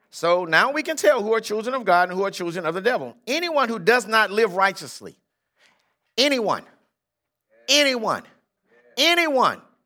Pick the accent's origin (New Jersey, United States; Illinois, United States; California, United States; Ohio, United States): California, United States; Compton; born or raised there